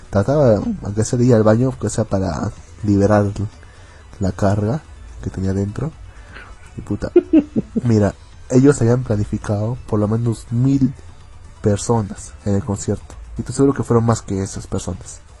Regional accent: Arequipa, Peru; fue el aniversario de mi ciudad.

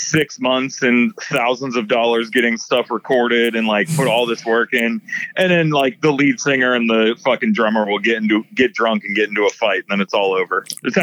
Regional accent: Pittsburgh, Pennsylvania, United States

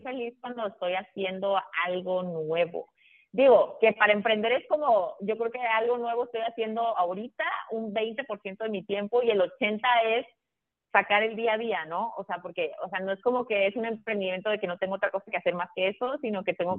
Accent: Tabasco, Mexico; moved away; also born or lived in United States / Villahermosa / Monterrey / Guadalajara; yo soy de Tabasco, o sea, yo nací, o sea, bueno, vi, o sea, viví mi infancia en Tabasco

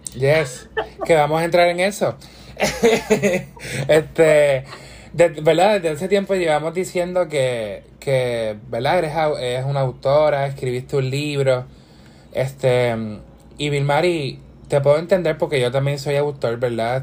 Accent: Puerto Rico; yo quiero estar en mi país ya

